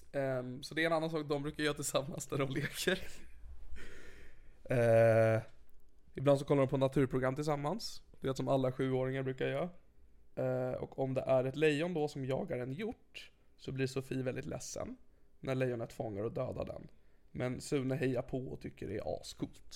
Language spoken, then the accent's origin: Swedish; Sigtuna, Stockholm County, Sweden; Jag växte upp i Sigtuna